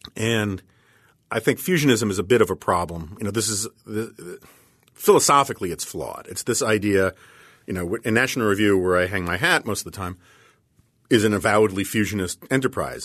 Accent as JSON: {"language": "English", "town": "New York City", "region": "New York", "country": "United States", "tie": "born or raised there", "said": "I grew up on the Upper West Side of Manhattan"}